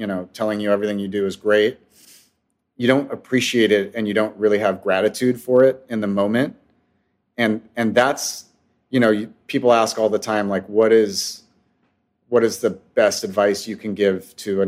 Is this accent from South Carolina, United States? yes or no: no; West Covina, California, United States; I was born and raised in Southern California in the San Gabriel Valley. Most of my life in West Covina